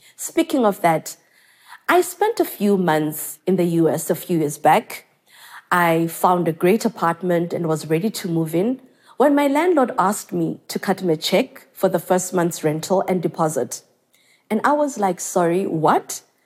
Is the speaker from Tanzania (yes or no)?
yes; Tanzania; growing up in South Africa, Tanzania to be specific